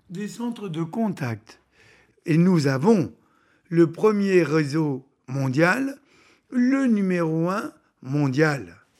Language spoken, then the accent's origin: French; Tunisia; also born or lived in France; now in Belgium; Je suis pied noir, je suis né en Tunisie.